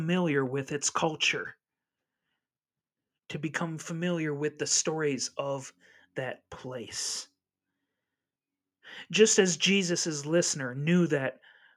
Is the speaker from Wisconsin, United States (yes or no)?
yes; La Crosse, Wisconsin, United States; in my hometown of La Crosse, Wisconsin